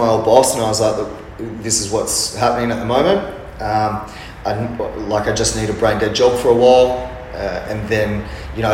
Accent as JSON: {"language": "English", "area": "Sydney or Wollongong", "region": "New South Wales", "country": "Australia", "also_born_or_lived": "Amsterdam / London / Bali / Mount Isa", "moved": "as an adult", "lives_now": "Perth, Australia", "said": "I'm originally from Sydney or Wollongong"}